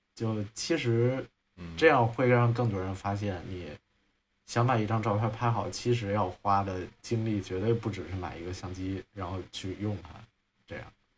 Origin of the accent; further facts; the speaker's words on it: Hunan, China; now in Beijing, China; 因为我是湖南人，然后我就说藤原臭豆腐也不行，然后我就想，那我住在北京